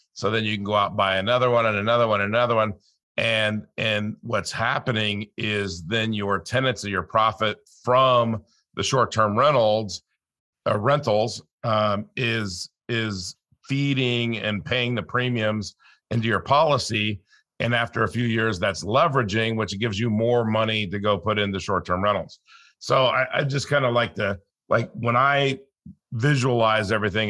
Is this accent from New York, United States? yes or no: no; California, United States; I grew up in California